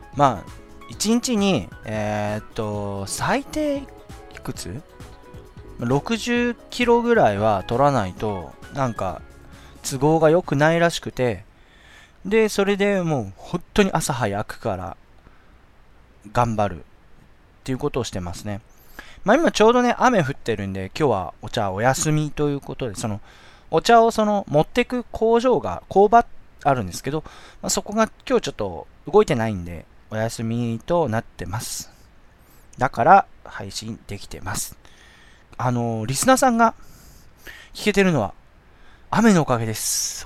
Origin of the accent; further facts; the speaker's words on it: Shizuoka, Japan; 僕の地元、静岡市